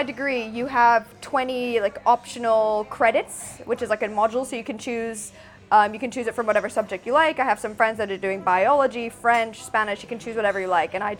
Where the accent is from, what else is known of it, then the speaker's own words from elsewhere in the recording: Phuket, Thailand; also born or lived in Manila, Philippines; So I was born in Manila, but I moved to Phuket when I was 3 months old.